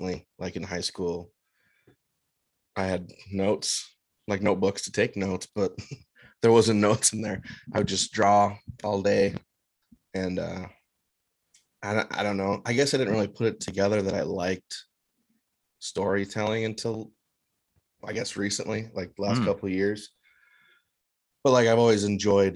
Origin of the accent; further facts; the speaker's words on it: Minnesota, United States; I'm a cartoonist from Minnesota